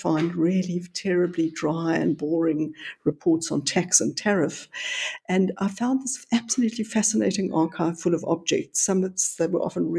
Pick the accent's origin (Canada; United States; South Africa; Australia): South Africa; born or raised there; also born or lived in Johannesburg